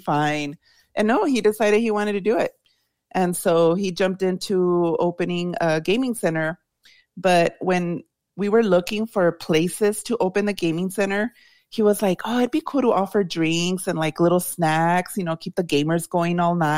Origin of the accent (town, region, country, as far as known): El Paso, Texas, United States; born or raised there